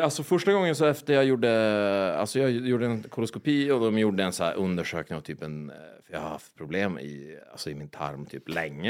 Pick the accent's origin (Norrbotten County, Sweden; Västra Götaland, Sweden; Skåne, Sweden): Norrbotten County, Sweden; Boden; also born or lived in Piteå; jag bodde i Piteå, men jag är från Boden.